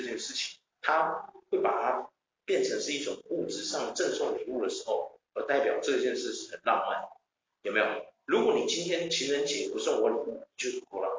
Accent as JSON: {"language": "Chinese", "country": "Taiwan", "said": "因为我是台湾人嘛，"}